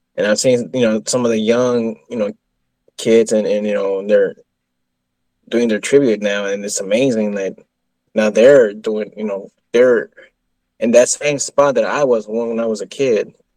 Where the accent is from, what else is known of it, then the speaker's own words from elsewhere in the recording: Texas, United States; I'm from Texas